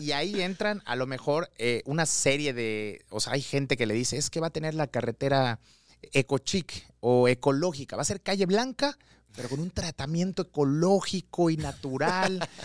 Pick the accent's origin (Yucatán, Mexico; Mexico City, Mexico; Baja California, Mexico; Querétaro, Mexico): Yucatán, Mexico; Mérida; Yo soy de Mérida, Yucateco 100%